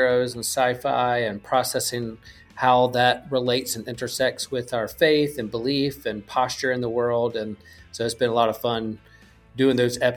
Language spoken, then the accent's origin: English; Wilmington, North Carolina, United States; I grew up in Wilmington, North Carolina.